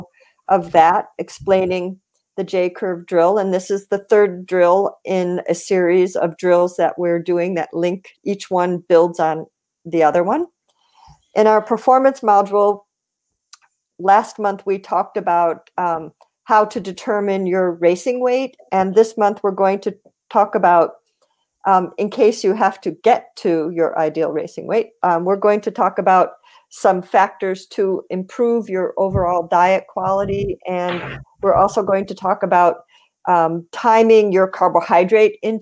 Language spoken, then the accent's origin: English; Buffalo, New York, United States; moved away as an adult; also born or lived in Boston; he was also somebody who I grew up with in Buffalo